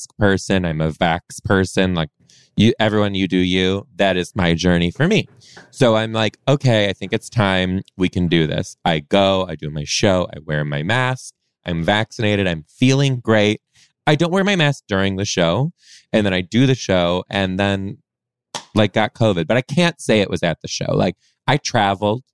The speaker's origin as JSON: {"language": "English", "town": "Detroit", "region": "Michigan", "country": "United States", "tie": "born or raised there", "moved": "as an adult", "lives_now": "Seattle, United States", "said": "I was born in Detroit, mainly raised just outside, a suburb just outside of Detroit too"}